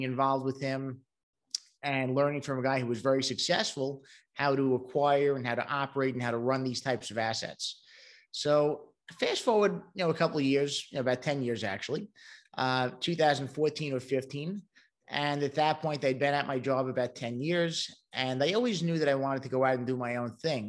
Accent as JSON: {"language": "English", "town": "New York City", "region": "New York", "country": "United States", "tie": "born or raised there", "moved": "as an adult", "lives_now": "Charlotte, United States", "said": "I'm originally from Brooklyn, New York, and that might be given away by the accent"}